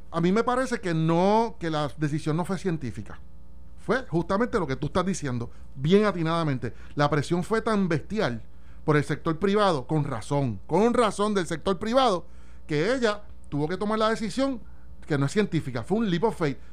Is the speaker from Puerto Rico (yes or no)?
yes; Puerto Rico; como puertorriqueños